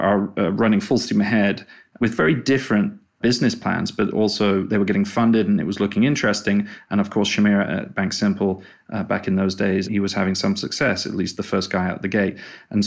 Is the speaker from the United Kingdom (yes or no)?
yes; England, United Kingdom; accent: English; moved away as an adult; also born or lived in China / Australia / Singapore / Hong Kong; now in United States; I'm English.